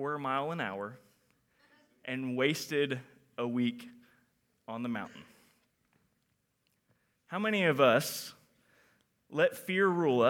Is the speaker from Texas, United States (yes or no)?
yes; Houston, Texas, United States; I am from Houston, Texas.